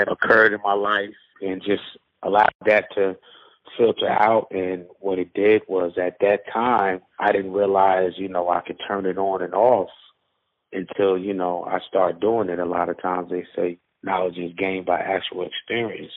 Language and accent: English; Newark, New Jersey, United States; I'm from Newark, New Jersey